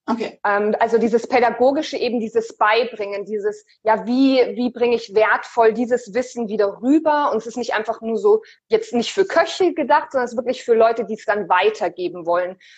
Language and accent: German; Munich, Bavaria, Germany; ich bin 30 Jahre alt, ich komme auch aus München wie ihr.